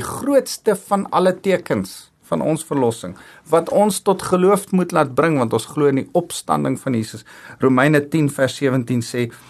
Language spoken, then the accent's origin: Afrikaans; South Africa; ek's trots om Afrikaans te wees en ek's trots om Afrikaner te wees